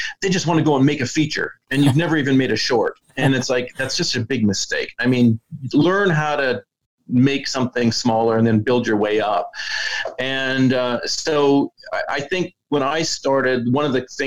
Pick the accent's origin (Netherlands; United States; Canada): Canada; being born and raised in Canada where I was in a small town